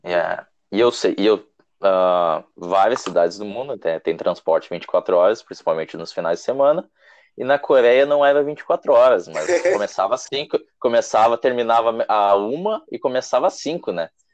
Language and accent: Portuguese; Brazil; also born or lived in South Korea